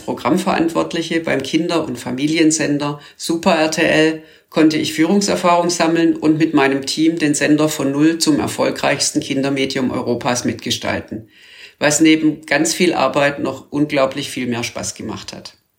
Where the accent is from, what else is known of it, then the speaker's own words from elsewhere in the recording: Stuttgart, Baden-Württemberg, Germany; moved away as an adult; geboren und aufgewachsen in Stuttgart mit dem VfB